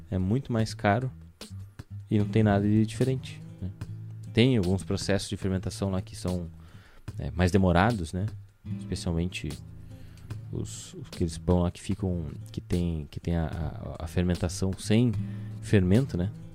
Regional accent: Rio Grande do Sul, Brazil; a hora que eu falei cacetinho, ele sabe que nós somos do Rio Grande do Sul

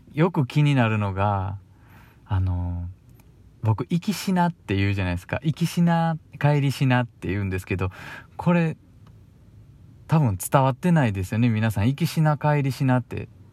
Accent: Kyoto, Japan; accent: Kansai-ben; also born or lived in Fukuoka; now in Osaka, Japan; 僕長いこと小さい頃から住んでたのは京都なんですよでちょっとだけ福岡に引っ越してたこともいたこともあっで、今大阪でしょ

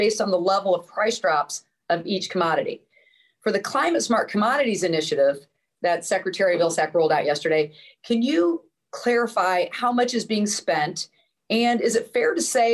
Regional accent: Illinois, United States; My home state of Illinois

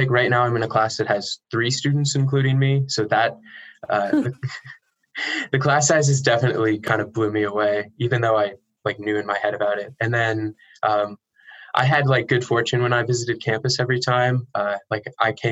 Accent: Denver, Colorado, United States; moved away as an adult; now in Tacoma, United States; I'm originally from Denver, Colorado.

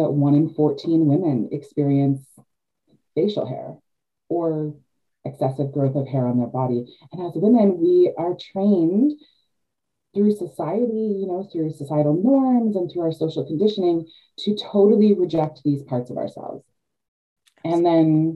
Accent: Canada; also born or lived in Georgian Bay, Ontario; I am Canadian. Yeah. I live in Georgian Bay, Ontario, Canada

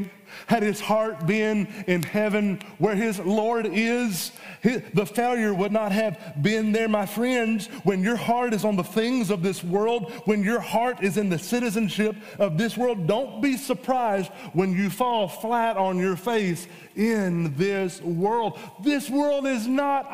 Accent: United States; we are Americans

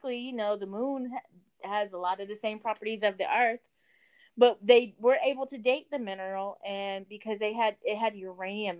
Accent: Louisiana, United States; also born or lived in Baton Rouge; I'm from Louisiana.

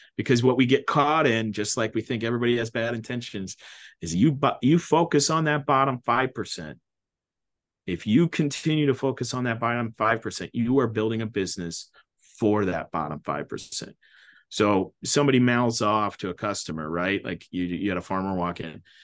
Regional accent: Mahomet, Illinois, United States; I'm from Muhammad, Illinois

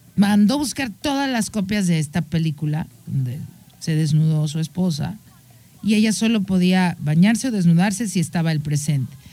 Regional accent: Mexico

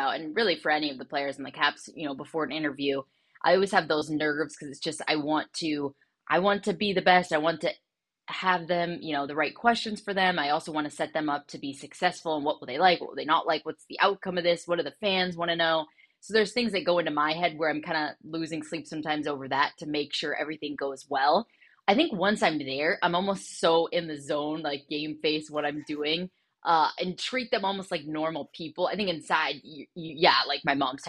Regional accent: Southern California, United States; my family growing up in Southern California

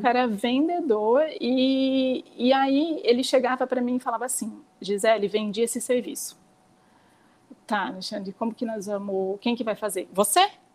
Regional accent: São Pedro, São Paulo, Brazil; moved away as an adult; now in Piracicaba, Brazil; eu nasci em São Pedro, como eu falei para vocês, sempre morei lá, assim uma cidade super pequena

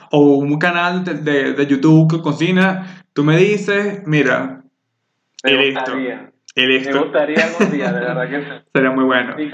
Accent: Venezuela; moved away; yo salí de Venezuela en el 2016

